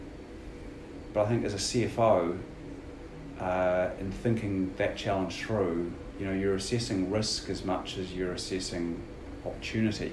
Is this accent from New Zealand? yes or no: yes; New Zealand; moved away as an adult; also born or lived in United States; I was a Kiwi coming home.